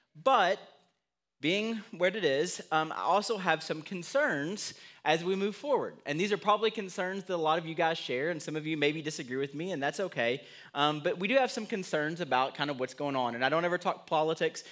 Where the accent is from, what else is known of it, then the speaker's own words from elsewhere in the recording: United States; I'm an American